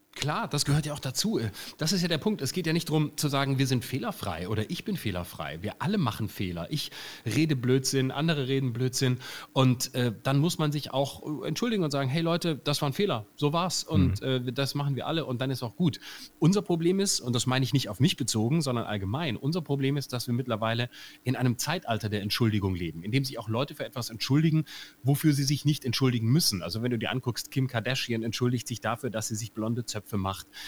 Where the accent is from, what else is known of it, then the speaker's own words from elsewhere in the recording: Lörrach, Baden-Württemberg, Germany; Erstens bin ich ja Badener